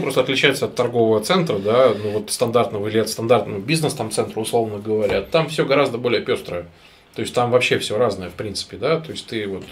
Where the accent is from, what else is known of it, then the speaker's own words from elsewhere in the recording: Novokuznetsk, Kemerovo Oblast, Russia; Я сам вообще из Новокузнецка